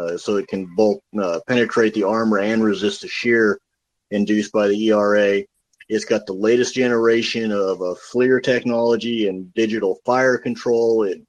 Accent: United States; as an American

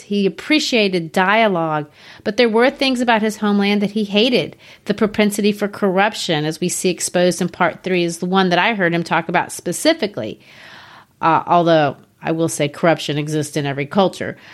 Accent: United States; my home country, the United States

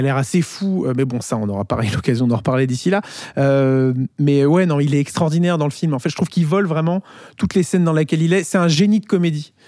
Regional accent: France; chez nous en France

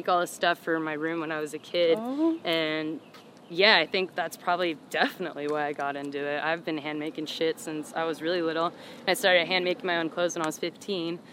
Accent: Pembroke Pines, Florida, United States; also born or lived in Miami, Florida; I was born in Miami. And then I think when my mom had my brother, we moved to Pembroke Pines

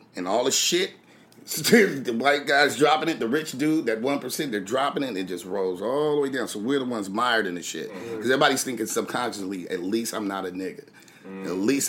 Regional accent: Louisiana, United States; I happen to be Creole. We're Catholic from Louisiana.

